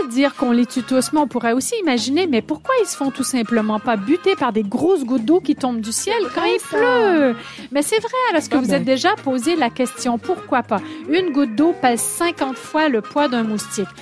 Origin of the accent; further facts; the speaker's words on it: Quebec, Canada; accent: québécois; moved away; mon accent québécois